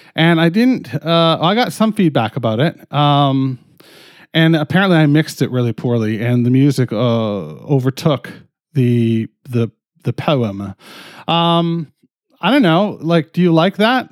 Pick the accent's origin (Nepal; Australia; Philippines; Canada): Canada; I'm fucking Canadian